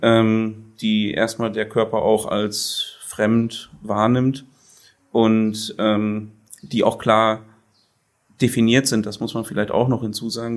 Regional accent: Sassenberg, North Rhine-Westphalia, Germany; ich bin in Sassenberg geboren, mhm. auf dem Milchviehbetrieb

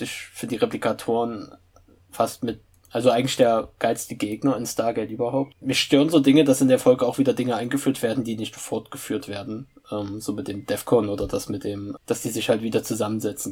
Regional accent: Gera, Thuringia, Germany; ich komme aus Gera und pendel regelmäßig nach Weimar

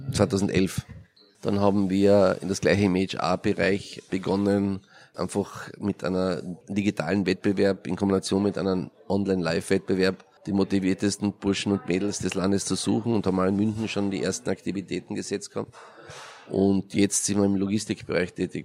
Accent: Carinthia, Austria; Ich komme aus Kärnten, das ist der südliche Teil von Österreich an der Grenze zu Italien.

